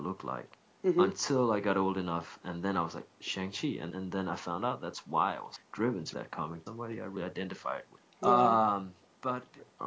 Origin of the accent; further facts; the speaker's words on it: Copenhagen, Capital Region of Denmark, Denmark; moved away as an adult; also born or lived in Japan / Los Angeles; But I was born and raised in Copenhagen.